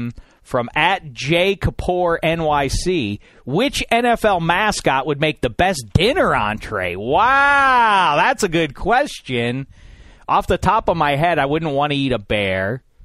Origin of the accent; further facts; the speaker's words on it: Texas, United States; I come from deep south. I'm from Texas, you understand. I wear cowboy boots.